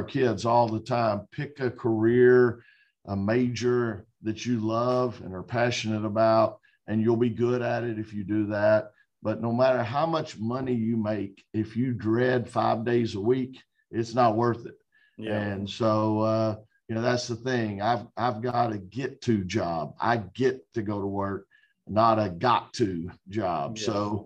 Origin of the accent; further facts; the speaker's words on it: a suburb of Dallas, Texas, United States; now in Raleigh, United States; My mom raised me and my two sisters by herself. And we were in a suburb of Dallas. And I just had a great childhood